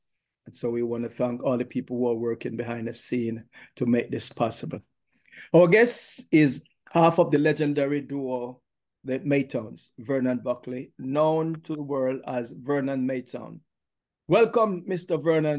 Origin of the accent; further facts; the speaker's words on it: Mandeville, Manchester Parish, Jamaica; Mandeville is my town.